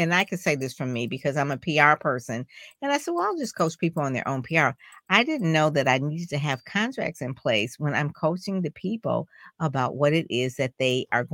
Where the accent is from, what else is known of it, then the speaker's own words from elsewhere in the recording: Detroit, Michigan, United States; I'm from Detroit, like in Motown